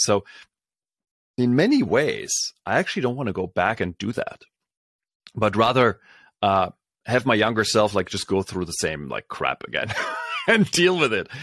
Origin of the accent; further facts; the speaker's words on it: Berlin, Germany; moved away; I grew up in Germany, so this is, uh, back in Berlin